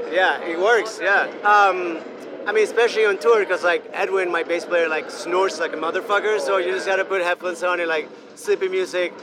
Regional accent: Venezuela; first language Spanish; English is a second language; moved away as an adult; now in Brooklyn, United States; I grew up in Venezuela. I only speak in Spanish. Like I, I didn't. When I moved to the states, I was 18 years old, and I didn't know any English at all

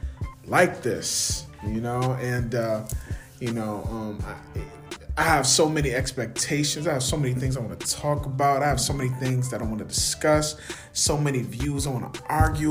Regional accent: Buffalo, New York, United States; born and raised in the city of Buffalo, okay, by way of the east side of Buffalo.

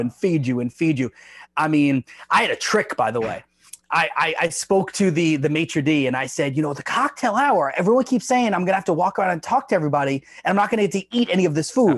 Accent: Long Island, New York, United States; I grew up in New York

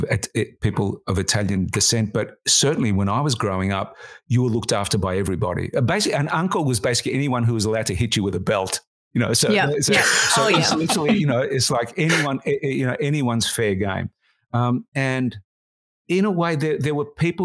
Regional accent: Melbourne, Victoria, Australia; I grew up in the working class suburb of Collingwood

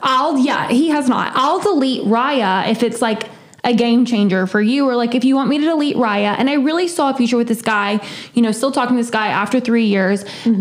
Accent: South Carolina, United States; I'm from the South. I'm from South Carolina, and I'm a Clemson fan

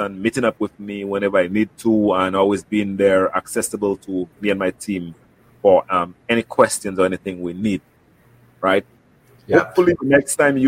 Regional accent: St. Lucia; I'm from St. Lucia

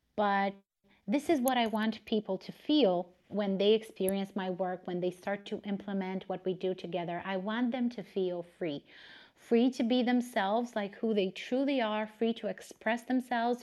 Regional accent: Romania; English is a second language; I was born and raised in Romania

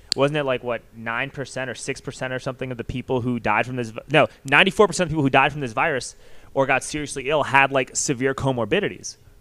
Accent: New York, United States; I grew up in New York

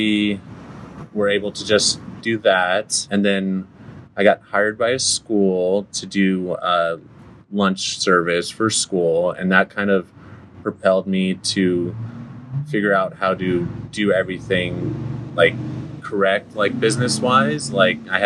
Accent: San Dimas, California, United States; also born or lived in Upland; I grew up on Walnut in San Dimas

